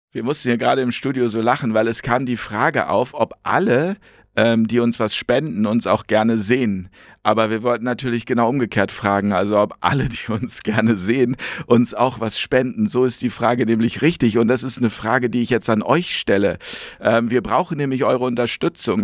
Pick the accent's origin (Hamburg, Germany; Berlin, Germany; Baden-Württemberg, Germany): Hamburg, Germany; meine Heimat Hamburg hier